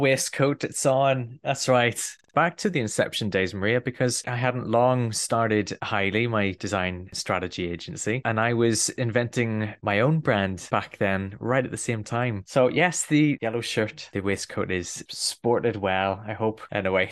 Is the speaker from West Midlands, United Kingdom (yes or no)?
no; Belfast, Northern Ireland, United Kingdom; I'm a Northern Irish boy, and I grew up in Belfast during quite a difficult period.